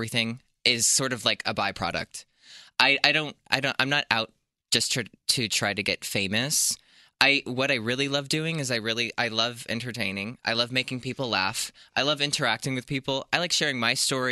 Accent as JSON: {"language": "English", "region": "Pennsylvania", "country": "United States", "tie": "born or raised there", "also_born_or_lived": "New Jersey", "moved": "yes", "said": "I grew up in a really small town in the middle of the woods in Pennsylvania"}